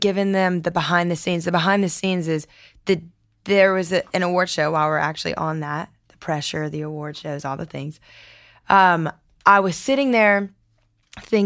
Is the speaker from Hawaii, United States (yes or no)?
no; Lafayette, Louisiana, United States; I'm from Lafayette.